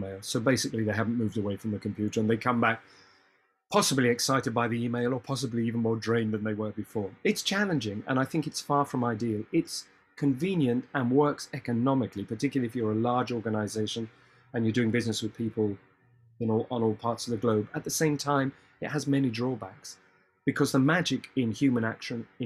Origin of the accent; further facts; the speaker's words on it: United Kingdom; we are British